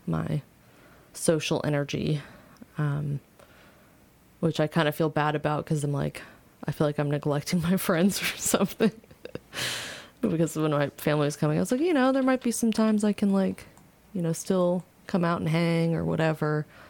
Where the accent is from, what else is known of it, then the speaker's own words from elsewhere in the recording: Virginia, United States; now in Louisville, United States; here in Louisville, even though we're from Virginia